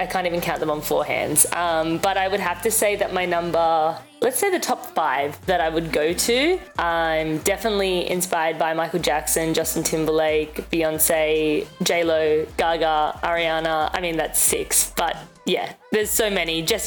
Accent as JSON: {"language": "English", "town": "Sydney", "region": "New South Wales", "country": "Australia", "tie": "born or raised there", "moved": "yes", "lives_now": "Toronto, Canada", "said": "I grew up in Sydney, Australia"}